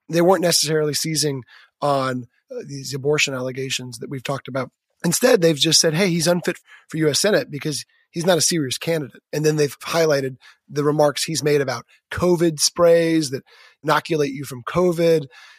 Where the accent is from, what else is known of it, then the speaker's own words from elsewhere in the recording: Georgia, United States; I grew up in Georgia to parents who could care less about football, didn't watch football, didn't care about UGA sports.